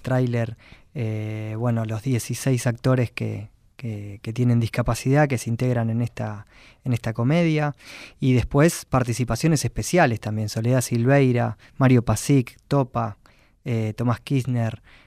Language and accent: Spanish; Quilmes, Buenos Aires Province, Argentina; soy de Quilmes